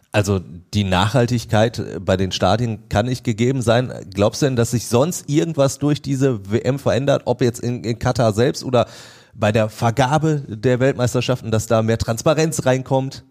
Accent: Germany; bei uns in Deutschland

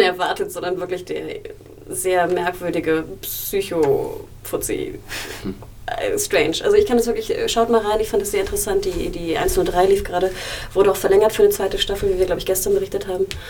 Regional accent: Germany; bin ich in Deutschland aufgewachsen

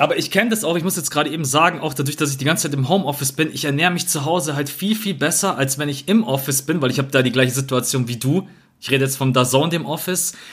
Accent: Bavaria, Germany; ich komme jetzt auch aus Bayern

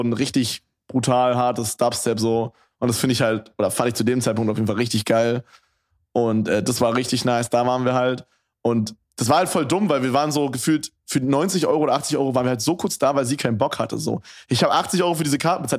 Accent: Berlin, Germany; bei uns in Berlin

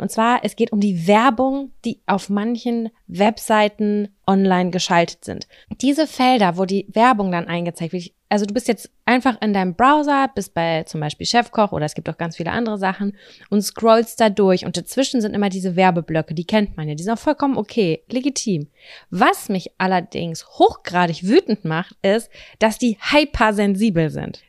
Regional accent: Lübbecke, North Rhine-Westphalia, Germany; moved away; der Marktkauf bei uns in Lübbecke

